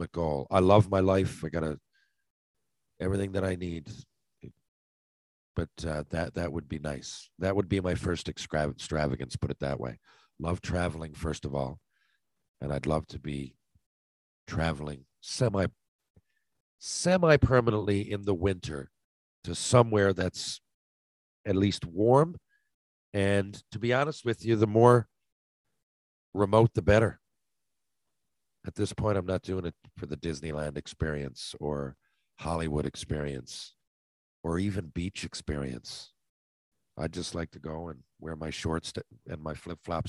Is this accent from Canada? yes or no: yes; St. John's, Newfoundland and Labrador, Canada; I'm from is 250,000 people, you know. It's not, St. John's doesn't fit the stereotype